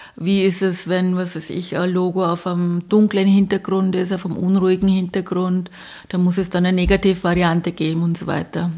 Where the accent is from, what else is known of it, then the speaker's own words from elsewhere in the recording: Bavaria, Germany; ich komme aus Bayern